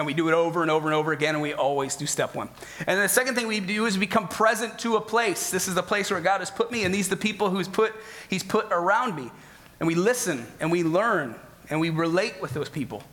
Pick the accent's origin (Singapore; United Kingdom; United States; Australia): United States; Midwest; moved away as an adult; also born or lived in Northeast Ohio / Chicago; now in Fremont, United States; I'm from the Midwest, so most of my life has been either spent in Northeast Ohio or Chicago